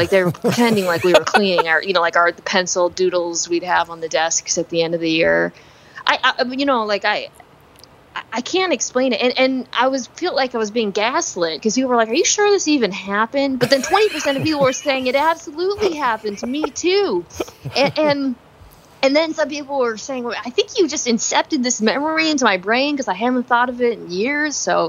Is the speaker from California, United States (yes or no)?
no; Nebraska, United States; born there; also born or lived in Arizona / Virginia / Michigan; But I lived in Arizona, Virginia, I was born in Nebraska, Michigan. And actually, I'm not trying to pander, but people always think I'm Canadian. Because I guess I have somewhat of a flat voice from living in so many places.